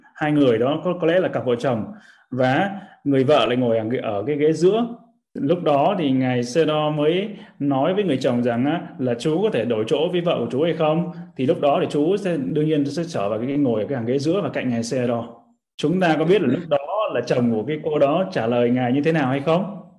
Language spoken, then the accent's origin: Vietnamese; Vietnam; mình là uh, người Việt Nam là dòng dõi rồng